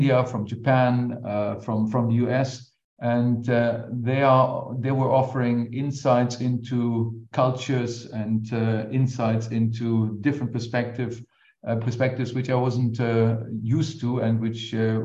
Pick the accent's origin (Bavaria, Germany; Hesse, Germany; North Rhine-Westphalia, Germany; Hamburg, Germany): North Rhine-Westphalia, Germany; near Cologne; I grew up in Germany near Cologne and basically also went to school there for pretty much everything, including my undergraduate degree.